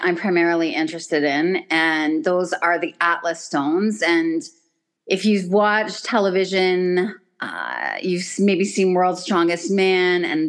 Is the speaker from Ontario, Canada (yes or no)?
yes; Stratford, Ontario, Canada; I'm a farm girl, so I grew up just outside of Stratford, and so growing up on a farm